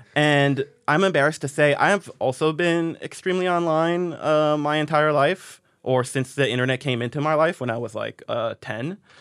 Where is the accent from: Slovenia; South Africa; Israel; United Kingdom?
Israel; moved away; I grew up in Israel, so I was, like, on a Hebrew speaking message board